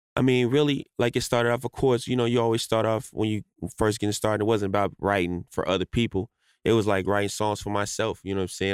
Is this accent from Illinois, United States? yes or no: yes; Chicago, Illinois, United States; moved away; also born or lived in Los Angeles; I grew up in Chicago, but I spent like a lot of my life in like LA. You know what I'm saying? So like I was back and forth between those two places.